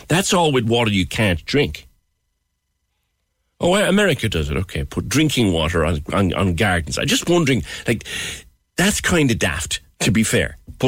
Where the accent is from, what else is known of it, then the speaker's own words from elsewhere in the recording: Ireland; I think we must be the only country, ourselves and Britain, have to be the only countries in Europe where we attach a hose to the water we drink.